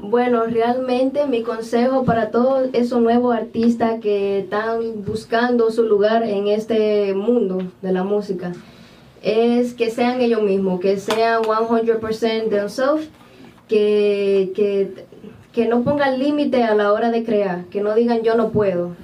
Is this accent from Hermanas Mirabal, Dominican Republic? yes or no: no; Barahona, Dominican Republic; yo soy oriunda de Barahona